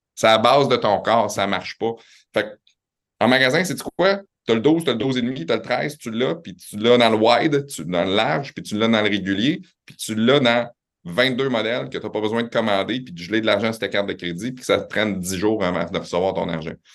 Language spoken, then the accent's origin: French; Quebec City, Quebec, Canada; also born or lived in Laval / Montreal; je suis né à Laval, euh, mes parents viennent de Montréal, ça a déménagé à Québec, j'avais trois ans